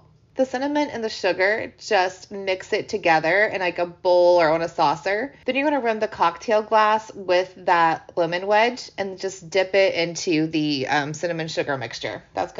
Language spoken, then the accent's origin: English; Midwest, United States; Maybe because I'm from the Midwest and I grew up in the middle of nowhere, and it was like 20 minutes to go to the grocery store anyway